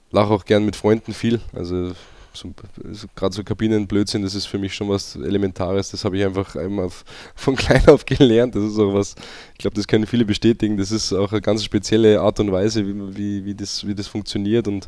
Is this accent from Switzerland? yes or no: no; Austria; aber auch einfach Österreich meine Heimat ist, ich auch ähm, dankbar bin, dass ich auch da äh, daherkomme und auch da noch Wurzeln habe und auch noch immer wieder hinkomme.